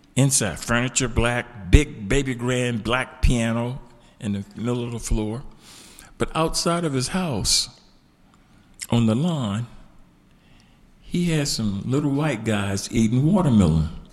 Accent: Tampa, Florida, United States; moved away as an adult; also born or lived in Columbus, Georgia; now in Birmingham, United States; I spent most of my vulnerable years in Tampa, Florida

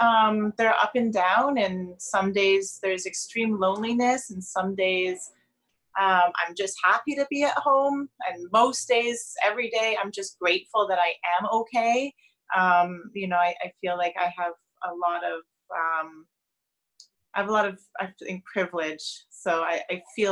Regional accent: Toronto, Ontario, Canada; I'm born and raised in Toronto.

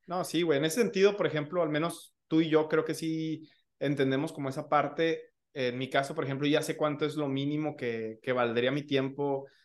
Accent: Michoacán, Mexico; yo no soy de Ciudad de México, este, soy, soy de Michoacán

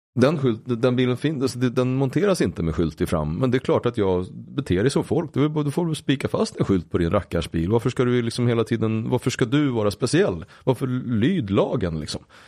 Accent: Uppsala, Uppsala County, Sweden; min uppväxt i Gottsunda

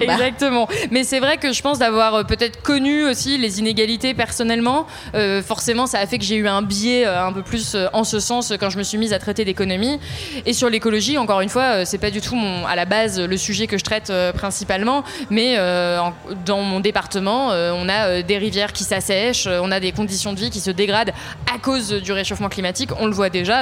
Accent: Ardèche, Auvergne-Rhône-Alpes, France; moved away; J'ai pas grandi à Paris, euh, je viens pas euh, voilà, d'une famille où j'ai baigné dans le journalisme euh, très mhm. jeune. Et donc je viens d'Ardèche, d'un tout petit village

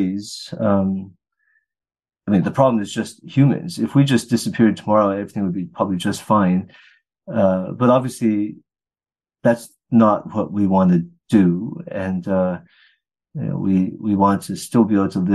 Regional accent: Riverside, California, United States; now in Texas, United States; when I grew up was on this outskirts of Riverside

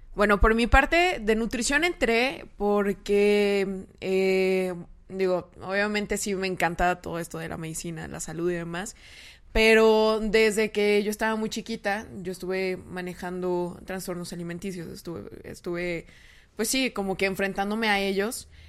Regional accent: San Luis Potosí, Mexico; moved away as an adult; now in Monterrey, Mexico; soy originaria de San Luis

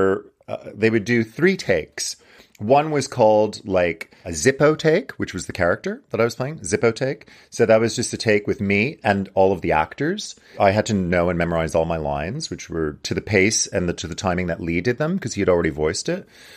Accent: Montreal, Quebec, Canada; moved away; from Montreal, which is my hometown

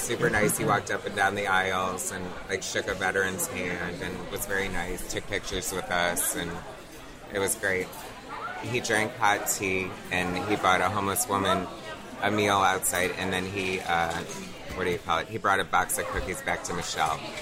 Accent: United States

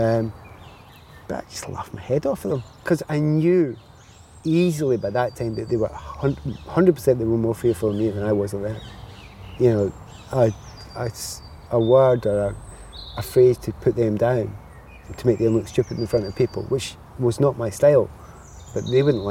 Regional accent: Glasgow, Scotland, United Kingdom; as a kid growing up in the Easter House

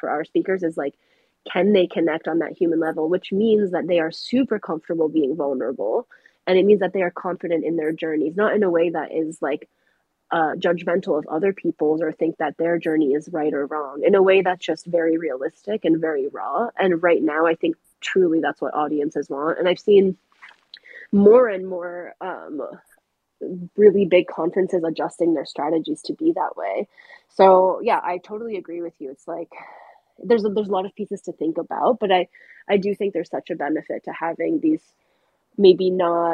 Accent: New Hampshire, United States; I grew up in New Hampshire, which is not super far from Boston, about 1 hour.

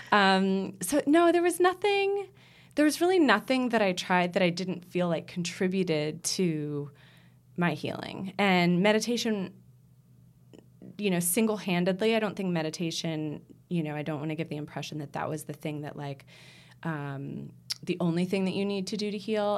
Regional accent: United States; moved away; I'm American

